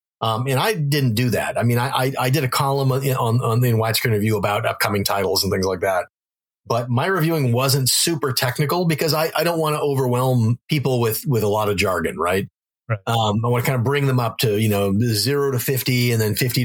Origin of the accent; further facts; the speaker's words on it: North Dakota, United States; moved away; also born or lived in Wisconsin; I grew up in North Dakota